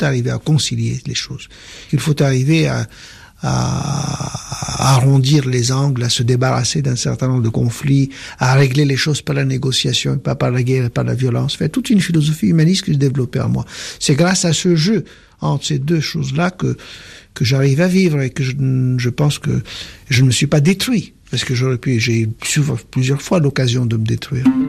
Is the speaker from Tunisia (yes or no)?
yes; Tunis, Tunis Governorate, Tunisia; moved away; also born or lived in France; je suis tunisien de culture arabe, juif de confession, français de culture